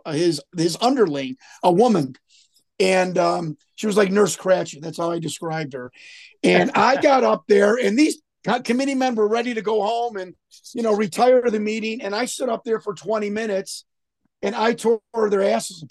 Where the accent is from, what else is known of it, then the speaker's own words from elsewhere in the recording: Chicago, Illinois, United States; I grew up on the very far northwest side of Chicago